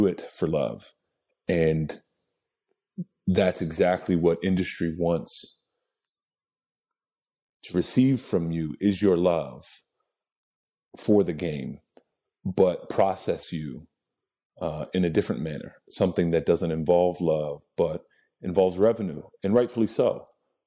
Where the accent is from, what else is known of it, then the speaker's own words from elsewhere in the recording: Lebanon, Pennsylvania, United States; also born or lived in Lancaster, Pennsylvania; I was born in Lancaster, Pennsylvania, grew up in Lebanon, Pennsylvania, town about 20 to 25,000 people.